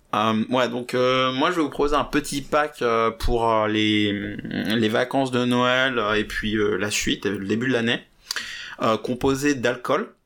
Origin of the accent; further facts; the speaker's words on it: France; je suis français